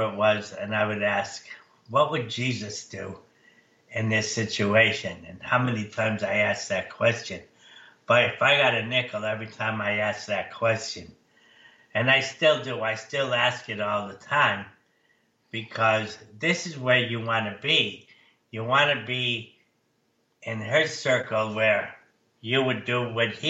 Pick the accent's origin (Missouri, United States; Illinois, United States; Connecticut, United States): Connecticut, United States; we grew up in Connecticut